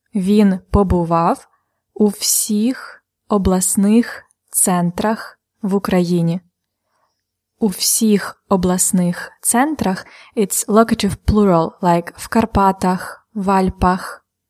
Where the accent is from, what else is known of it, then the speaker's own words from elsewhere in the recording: Polonne, Khmelnytskyi Oblast, Ukraine; я народилася у місті Полонне Хмельницької області